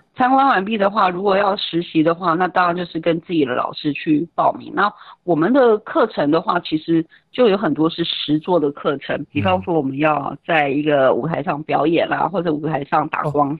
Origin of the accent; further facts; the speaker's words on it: Taiwan; moved away as an adult; also born or lived in France; 台湾人群还是常会被